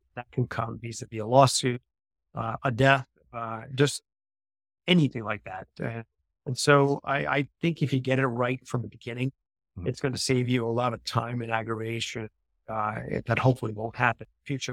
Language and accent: English; New York, United States; moved away as an adult; also born or lived in Southern Italy; now in Florida, United States; I'm originally from New York